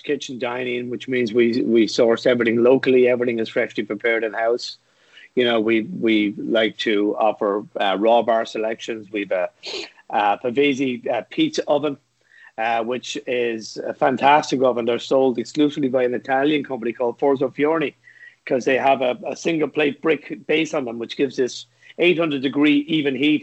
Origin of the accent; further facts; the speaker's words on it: Dublin, Leinster, Ireland; moved away as an adult; now in New York City, United States; I'm from Dublin originally.